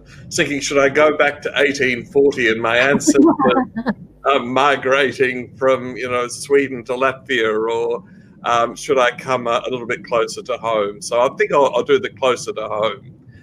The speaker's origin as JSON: {"language": "English", "country": "Australia", "said": "us as Australians"}